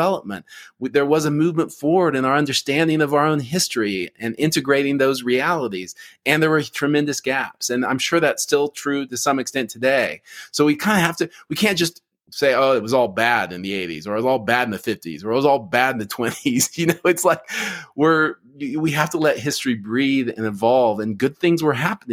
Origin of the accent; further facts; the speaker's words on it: Oklahoma, United States; I grew up in Oklahoma